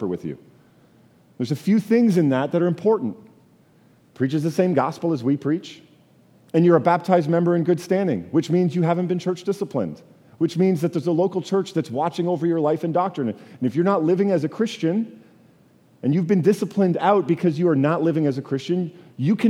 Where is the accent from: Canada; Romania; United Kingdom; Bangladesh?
Canada; I'm from Canada